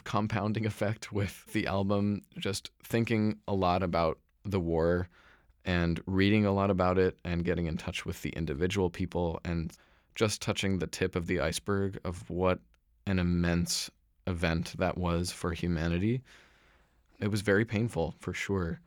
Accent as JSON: {"language": "English", "town": "Ashland", "region": "Oregon", "country": "United States", "tie": "born or raised there", "also_born_or_lived": "Philadelphia / New York", "moved": "yes", "said": "I'm from Ashland, Oregon"}